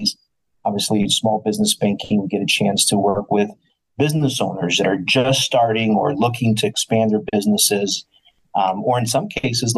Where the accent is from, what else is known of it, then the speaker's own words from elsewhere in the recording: New Jersey, United States; moved away as an adult; also born or lived in Ohio / Florida / South America / Chicago; now in Wisconsin, United States; I was from the East Coast, born and raised in New Jersey